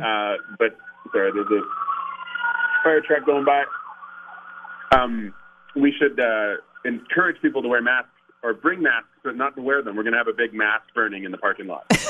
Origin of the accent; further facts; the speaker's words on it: Canada; being Canadian